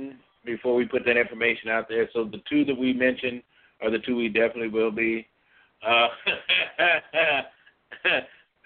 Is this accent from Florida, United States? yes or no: no; Bradley, Illinois, United States; Bradley, Illinois, my hometown, close to where I was raised up.